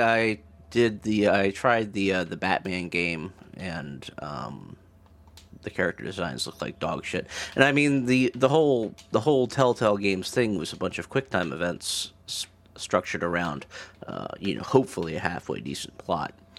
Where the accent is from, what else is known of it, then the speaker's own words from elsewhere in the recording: Maryland, United States; I'm from Maryland